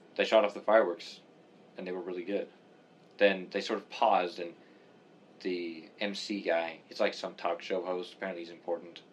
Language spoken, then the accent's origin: English; Canada; moved away as an adult; also born or lived in England; now in United States; I grew up in Canada